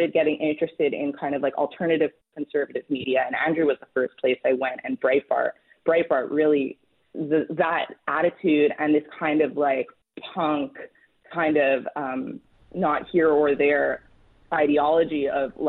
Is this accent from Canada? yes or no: yes; Montreal, Quebec, Canada; moved away as an adult; also born or lived in Washington; I grew up in Canada. I'm from Montreal